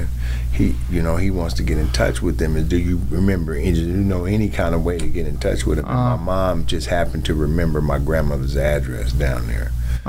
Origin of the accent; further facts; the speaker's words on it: Wichita, Kansas, United States; like I said, I'm from Wichita. I was born in Wichita, Kansas.